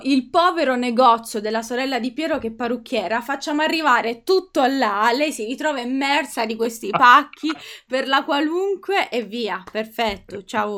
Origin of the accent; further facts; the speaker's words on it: Italy; sono, sono, italiana